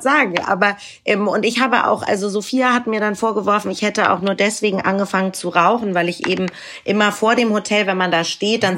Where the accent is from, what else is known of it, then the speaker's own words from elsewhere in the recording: Hamburg, Germany; ich bin ja auch aus Hamburg